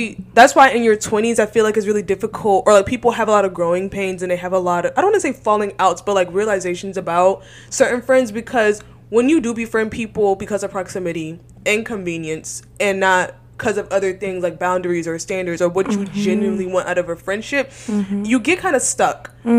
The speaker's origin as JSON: {"language": "English", "town": "Atlanta", "region": "Georgia", "country": "United States", "moved": "as an adult", "lives_now": "Houston, United States", "said": "I'm from Georgia, and I moved to UH without knowing nobody."}